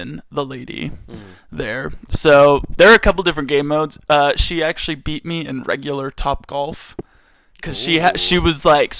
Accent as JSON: {"language": "English", "area": "Calvert County", "region": "Maryland", "country": "United States", "moved": "yes", "lives_now": "Provo, United States", "said": "They're like, are you from Maryland? I was like, yeah. And they're like, where are you from? I was like, oh, like Southern? And they're like, no, like, where are you from? And I was like, oh, I'm from Calvert County."}